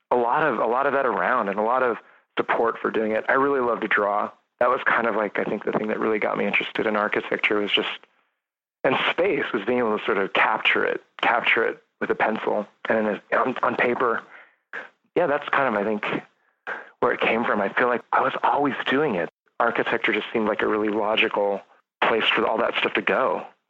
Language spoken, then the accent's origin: English; between Lodi and Jackson, edge of the Sierras, California, United States; I grew up really rural, kind of between, in the Sierras, kind of, or just at the edge of the Sierras, edge of the San Joaquin Valley between Lodi and Jackson, on a ranch that my dad was born on